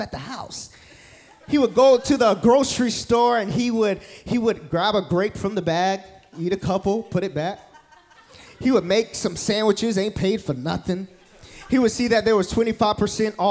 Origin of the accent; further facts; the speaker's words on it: Newnan, Georgia, United States; now in Tampa, United States; I'm originally from Georgia, specifically Noonan, Georgia